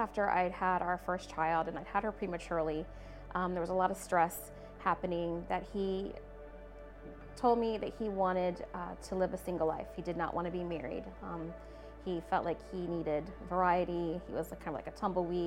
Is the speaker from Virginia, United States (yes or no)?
yes; Newport News, Virginia, United States; Grew up here in Newport News